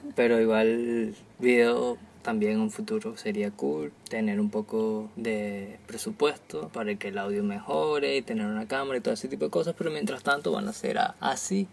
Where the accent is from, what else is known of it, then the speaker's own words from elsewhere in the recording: Venezuela; now in Barranquilla, Colombia; Somos una pareja de jóvenes venezolanos, parte de la diáspora venezolana, y nos ubicamos en la ciudad de Barranquilla, en Colombia